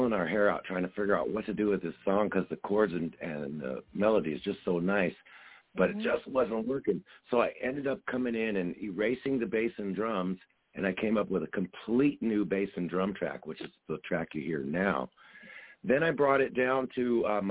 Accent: San Francisco Bay Area, California, United States; now in Las Vegas, United States; we're originally from the San Francisco Bay Area.

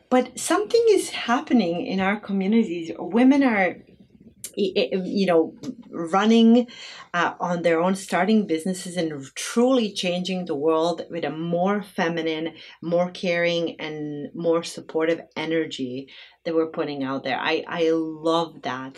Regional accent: Bosnia & Herzegovina; now in Twin Cities, United States; growing up in Bosnia without having any money whatsoever.

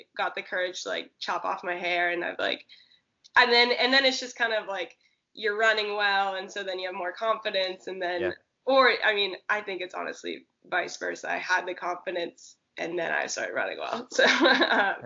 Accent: Santa Cruz, California, United States; moved away as an adult; also born or lived in Oregon / Arkansas; I grew up in Santa Cruz, which is like surf city, California

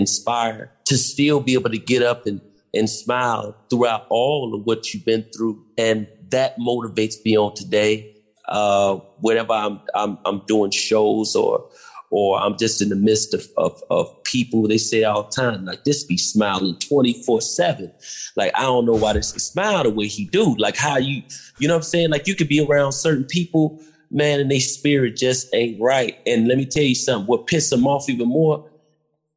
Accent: Chicago, Illinois, United States; I'm from the South Side too

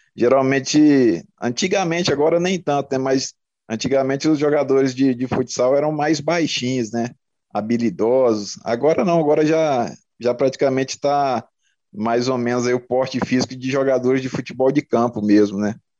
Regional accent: Nova Xavantina, Mato Grosso, Brazil; moved away; also born or lived in Água Boa, Mato Grosso; Eu nasci em Água Boa, né? Uma cidade do interior de Mato Grosso

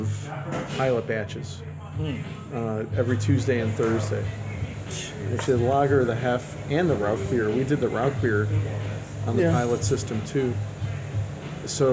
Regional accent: Chicago, Illinois, United States; I'm born and raised in Chicago.

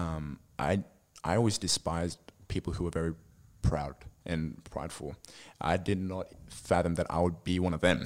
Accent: Sydney, New South Wales, Australia; also born or lived in Lebanon; I grew up in Sydney, I was born here and raised here

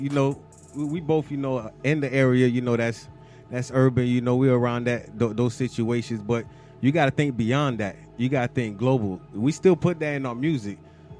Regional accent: Florida, United States; also born or lived in Haiti; I'm originally born in Haiti, but I'm a Florida native.

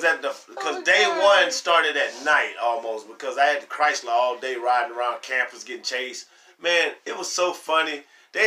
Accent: New Orleans, Louisiana, United States; also born or lived in Spanish Fort, Alabama; I'm from New Orleans, but at the same time, we moved to Spanish Fort, Alabama

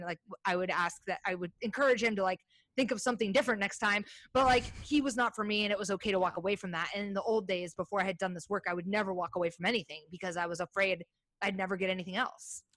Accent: Iowa, United States; now in Portland, United States; I grew up in Iowa

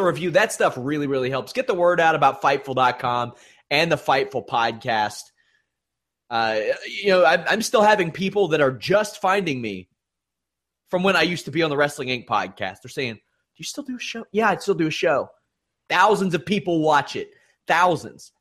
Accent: Kentucky, United States; I'm from Kentucky, my friends. We're supposed to be known for our fried chicken.

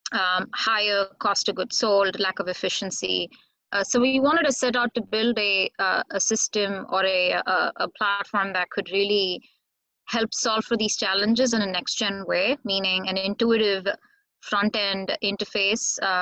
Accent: India; now in United States

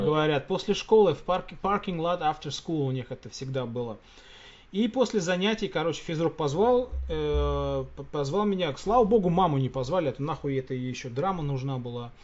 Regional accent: Russia; moved away; Я говорю, из России

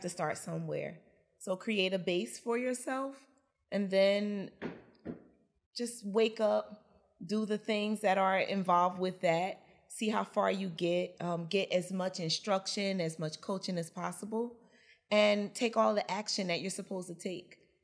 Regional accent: Newark, New Jersey, United States; I'm also born and raised in Newark, New Jersey.

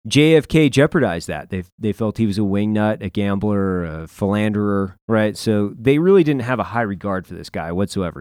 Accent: Lewiston, Idaho, United States; my hometown, Lewiston

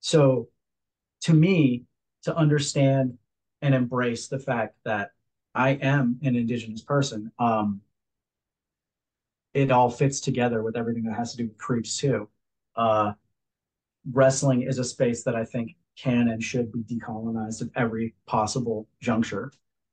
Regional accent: Hawaii, United States; So like, even for me in passing to just say like, yeah, I'm Hawaiian.

